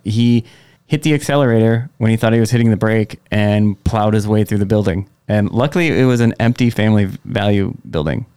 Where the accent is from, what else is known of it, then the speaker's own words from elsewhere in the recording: Egg Harbor, Wisconsin, United States; growing up in Egg Harbor, there were two video stores in Door County.